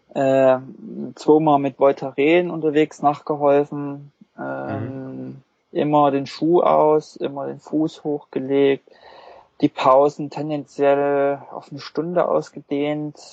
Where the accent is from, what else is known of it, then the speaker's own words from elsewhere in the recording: Wurzen, Saxony, Germany; moved away; also born or lived in Leipzig; ich komme eigentlich nicht aus Leipzig, sondern aus einem Kleinstadt, Wurzen